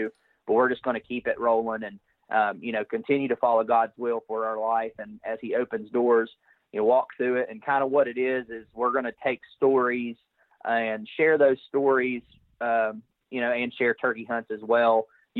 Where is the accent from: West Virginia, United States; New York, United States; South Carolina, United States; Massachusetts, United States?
West Virginia, United States; So I'm from West Virginia, and I'm married to my beautiful wife